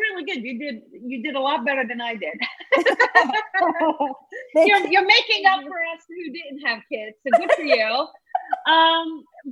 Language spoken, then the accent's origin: English; New Jersey, United States; moved away; we're actually both Jersey girls, right? Because I was born, I was in Jersey a lot longer than you